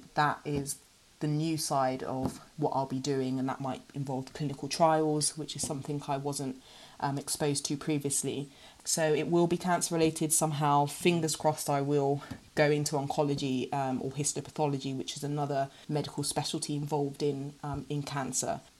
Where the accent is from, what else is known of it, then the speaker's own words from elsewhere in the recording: Ghana; I'm from Ghana